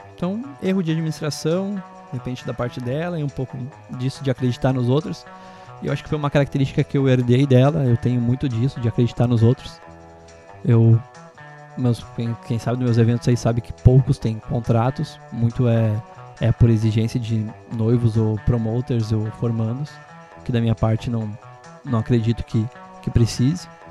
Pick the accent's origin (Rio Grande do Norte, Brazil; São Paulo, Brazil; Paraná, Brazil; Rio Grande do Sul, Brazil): Rio Grande do Sul, Brazil; Bom Retiro do Sul; eu sou natural de Bom Retiro do Sul. Eu fiz o meu primeiro primeiro ano de ensino fundamental no Isabel Luiza